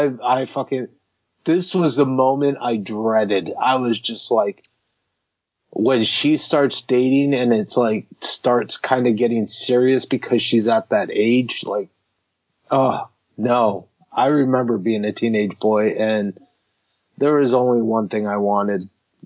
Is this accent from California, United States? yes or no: no; Michigan, United States; also born or lived in Massachusetts; Yeah, I was born in Michigan. I moved a lot between Michigan and Massachusetts, so there was a lot of moving going on.